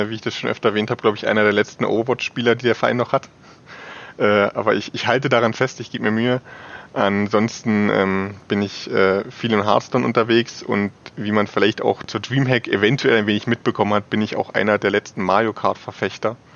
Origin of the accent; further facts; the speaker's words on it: Saxony, Germany; now in Leipzig, Germany; Ähm, aufgewachsen bin ich nicht in Leipzig. Ich komme aus dem alleröstlichsten Zipfel von Sachsen. Also, wenn ich aus meinem äh, alten Zimmerfenster geschaut habe, habe ich die polnische Grenze gesehen.